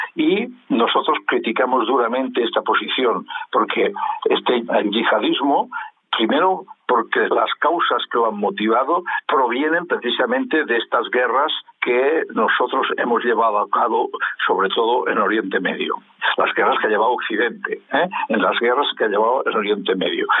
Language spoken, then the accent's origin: Spanish; Spain; en mi país, en España